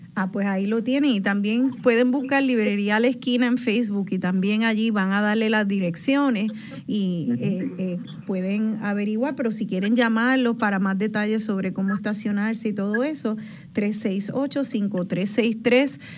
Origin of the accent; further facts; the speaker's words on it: Puerto Rico; soy un boricua